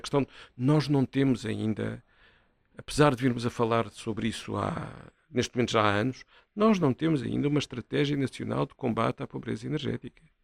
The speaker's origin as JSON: {"language": "Portuguese", "region": "Setúbal", "country": "Portugal", "tie": "born or raised there", "said": "eu sou natural de Setúbal"}